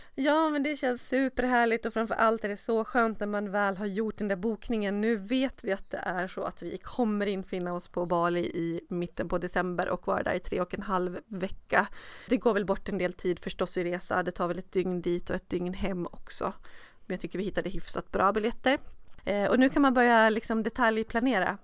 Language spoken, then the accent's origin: Swedish; Dalarna County, Sweden; now in Stockholm, Sweden; i min hemstad uppe i Dalarna